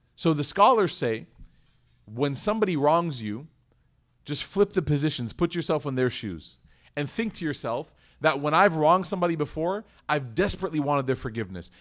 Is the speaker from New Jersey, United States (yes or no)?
no; Chicago, Illinois, United States; now in Dallas, United States; I was born and raised in Chicago.